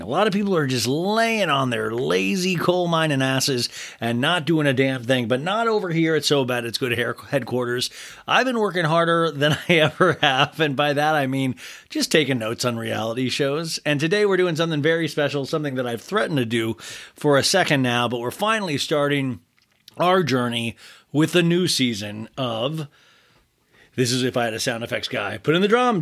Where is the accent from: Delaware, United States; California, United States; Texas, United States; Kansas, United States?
Kansas, United States; I'm from Kansas